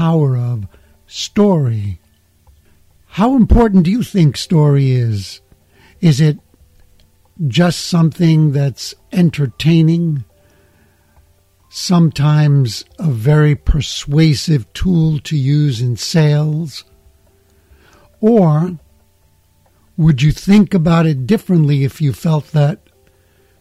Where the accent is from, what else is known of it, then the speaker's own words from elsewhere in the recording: New York City, New York, United States; I'm from the United States. I'm from New York City